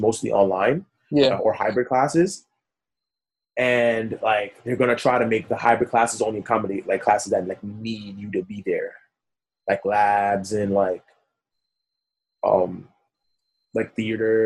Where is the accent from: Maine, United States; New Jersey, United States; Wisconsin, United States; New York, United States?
New York, United States; New York City; I was born in Brooklyn, went to Kings mm-hmm. County Hospital over here in East Flatbush